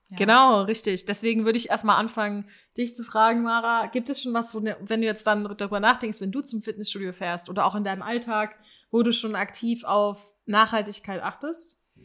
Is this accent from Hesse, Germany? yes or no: no; Aachen, North Rhine-Westphalia, Germany; bei uns in Aachen